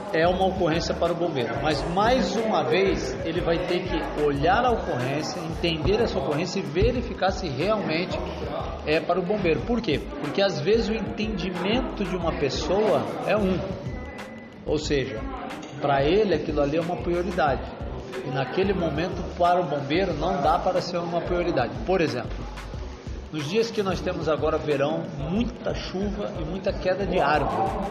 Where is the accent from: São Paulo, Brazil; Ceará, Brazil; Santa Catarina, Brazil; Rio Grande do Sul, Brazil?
São Paulo, Brazil; Santos; Só nasci criado em Santos, moro lá até hoje